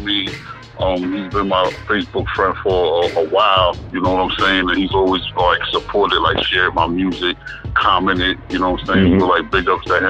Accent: New York, United States

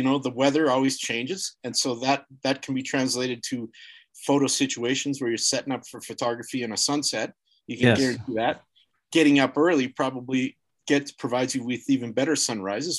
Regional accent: Kelvington, Saskatchewan, Canada; also born or lived in Alberta / Colorado; now in United States; where I grew up in Saskatchewan and Kelvington

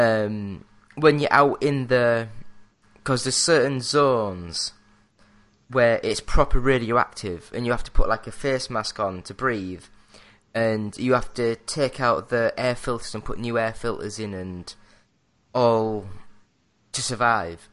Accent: England, United Kingdom; I'm English

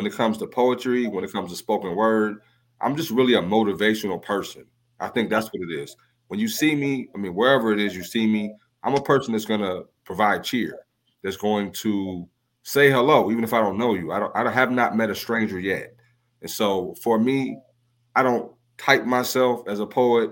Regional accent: Ohio, United States; moved away as an adult; now in Indianapolis, United States; I'm originally from Ohio. So my hometown is Ohio

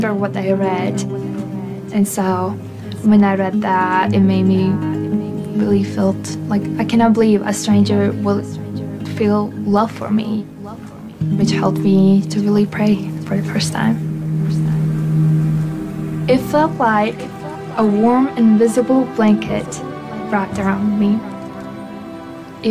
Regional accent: Latvia; I'm from Latvia.

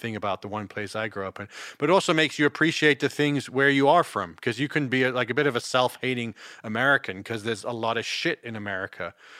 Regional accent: England, United Kingdom; born there; No, I was born in England. In England.

